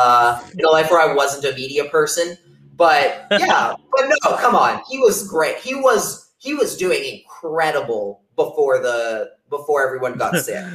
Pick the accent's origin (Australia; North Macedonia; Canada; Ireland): Canada; now in United States; None. I'm Canadian. Why do I care?